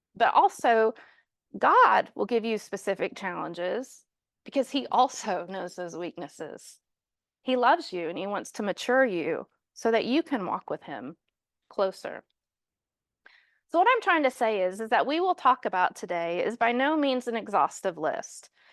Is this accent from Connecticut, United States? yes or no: no; Kansas City, Missouri, United States; moved away as an adult; now in London, United Kingdom; we're actually from Kansas City, so we were sent out of Kansas City to London twenty years ago